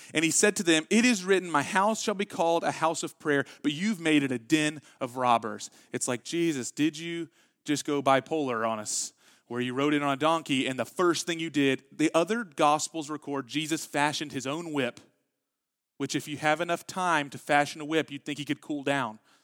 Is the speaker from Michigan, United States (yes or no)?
no; Texas, United States; we're from Texas